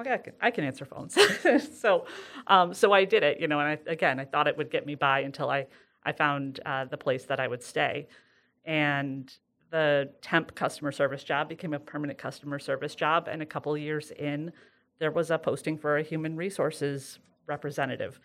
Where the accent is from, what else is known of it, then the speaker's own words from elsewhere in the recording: Sidney, New York, United States; I'm from Sydney